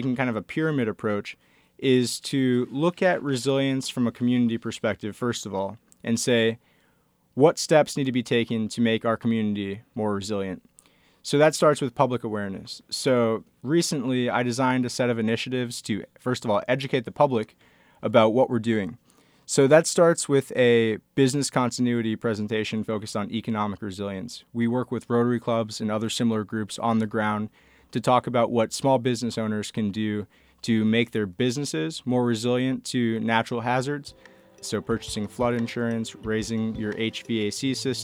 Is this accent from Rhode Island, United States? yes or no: no; Boynton Beach, Florida, United States; also born or lived in Cape Cod, Massachusetts; I grew up in South Florida down in Boynton Beach, and I also lived in Cape Cod, Massachusetts for portions of my childhood